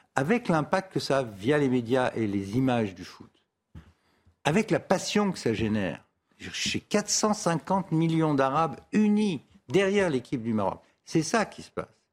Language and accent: French; France; je suis français, c'est mon avenue, c'est mon quartier.